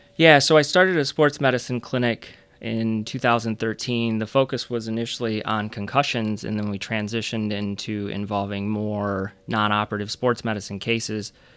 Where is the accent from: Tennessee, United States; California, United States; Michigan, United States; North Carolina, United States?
Michigan, United States; Flint; moved away as an adult; also born or lived in Chicago / Grand Rapids area (Grand Valley State); I grew up in Michigan. I grew up on the east side of the state in Flint